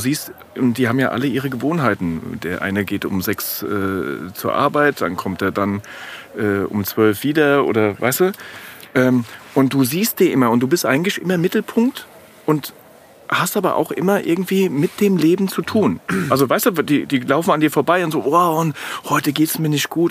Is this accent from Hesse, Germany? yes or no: yes; Frankfurt, Hesse, Germany; als Frankfurter Bub